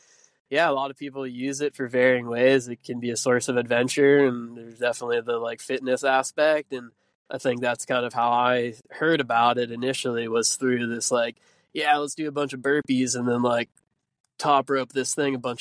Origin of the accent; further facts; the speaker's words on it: Burlington, Massachusetts, United States; moved away as an adult; also born or lived in New Hampshire; I grew up in New England, in just north of Boston, in Burlington, Massachusetts, so kind of suburbs there, and I spent, you know, from birth to around 18 living in the suburbs there